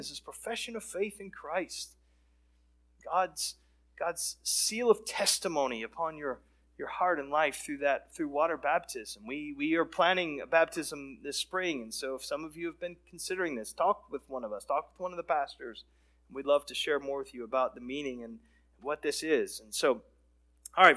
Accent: Texas, United States; we had a lot of friends and exposure to folks that were in that background growing up in Texas.

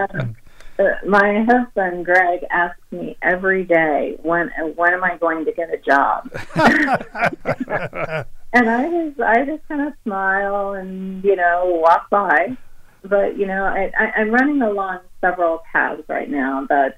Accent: Oakland, California, United States; I was raised in Oakland, California

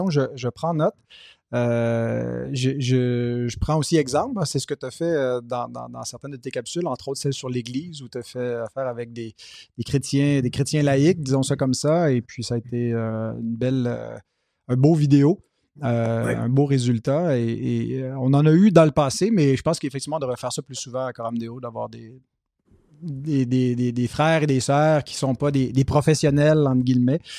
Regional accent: Quebec, Canada; accent: Québécois; c'est important aussi qu'on garde notre couleur québécoise, notre accent aussi. Je sais que le mien est un peu dilué. Dès qu'on me met un micro d'en face, je perds mon accent.

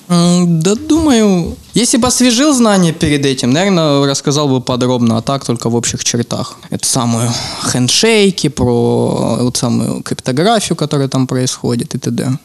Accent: Ukraine; я украинец, потому что культура сформировалась украинская

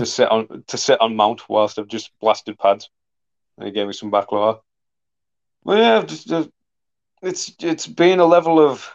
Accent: Middlesbrough, North East England, United Kingdom; people in my hometown happy

